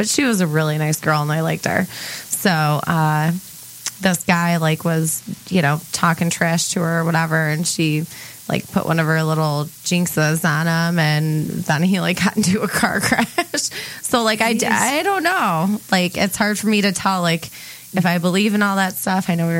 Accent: St. Clair Shores, Michigan, United States; I grew up in St. Clair Shores and hung out in Harper Woods a lot.

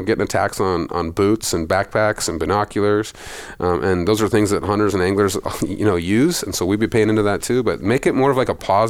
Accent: Montana, United States; I grew up in Montana

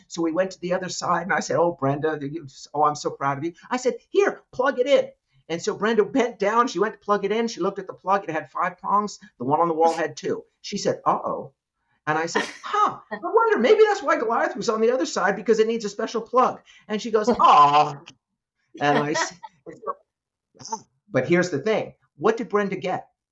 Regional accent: New York City, New York, United States; I grew up in New York City

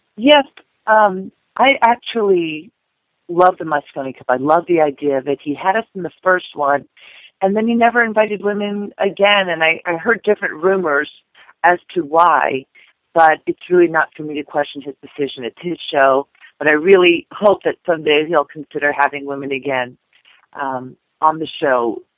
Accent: Indianapolis, Indiana, United States; my hometown of Indianapolis, Indiana

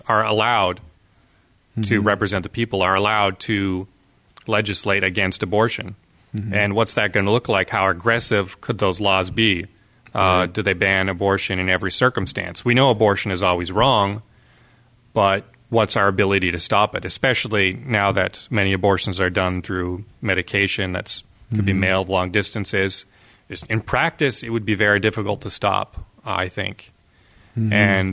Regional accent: Canada; as a Canadian

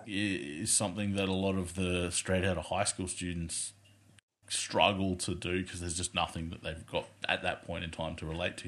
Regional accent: Australia; accent: thick Australian; a male and a female thick Australian accent

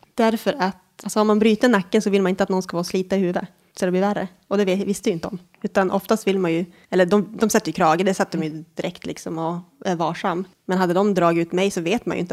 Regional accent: Norsjö, Västerbotten County, Sweden; moved away as an adult; now in Umeå, Sweden; jag är född i Norsjö, vilket är typ ett eh, litet ställe i inlandet. Västerbotten, typiskt småby.

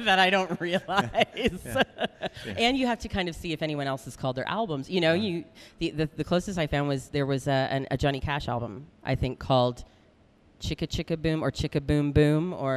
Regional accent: Canada; moved away as an adult; now in New Zealand; I'm originally from Canada

